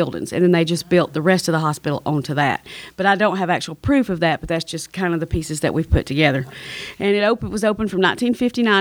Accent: Chattanooga, Tennessee, United States; I am from Chattanooga, which is about 40 miles east of here

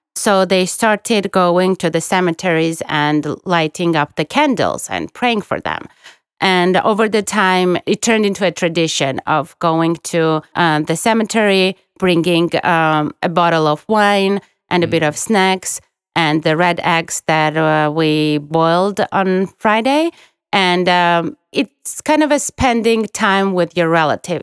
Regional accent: Guria, Georgia; now in Tbilisi, Georgia; I'm from Guria, we don't typically go to Guria region in Easter and we stay in Tbilisi

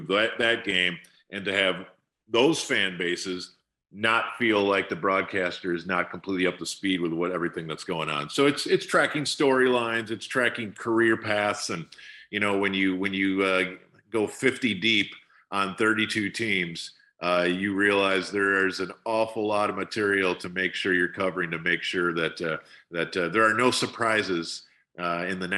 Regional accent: Wisconsin, United States; now in Dallas, United States; my homeland of Wisconsin

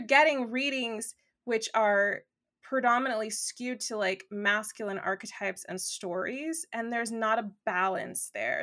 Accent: Los Angeles, California, United States; accent: valley girl; I grew up in Los Angeles

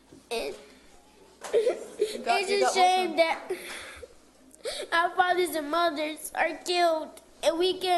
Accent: Charlotte, North Carolina, United States; I've been born and raised in Charlotte.

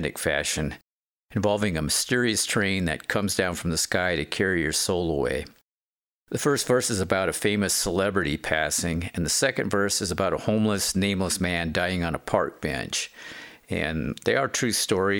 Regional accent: Aberdeen, Washington, United States; also born or lived in Portland; growing up in Aberdeen, Washington

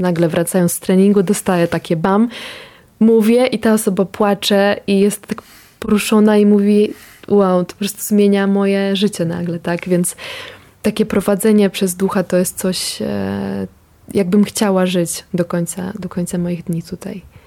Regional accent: Ukraine; now in Poland; ja też pochodzę z Ukrainy

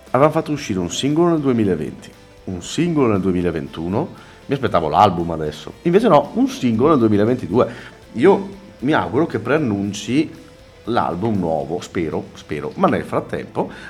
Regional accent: Cagliari, Sardinia, Italy; poi sono di Cagliari quindi sei di casa, sei di casa. no, non sono di casa, però sono di Cagliari.

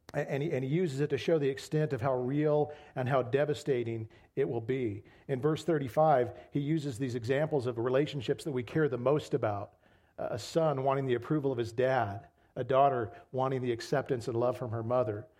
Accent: United States; as American Christians

